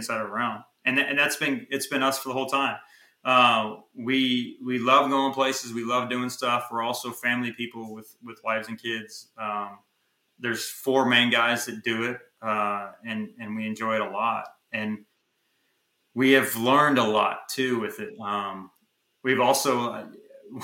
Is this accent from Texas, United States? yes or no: yes; Texas, United States; We don't have those in Texas. We're from Texas